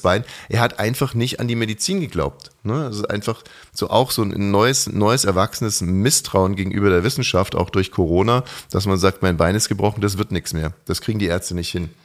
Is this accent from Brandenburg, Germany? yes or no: no; Ammersee, Bavaria, Germany; aufgewachsen am Ammersee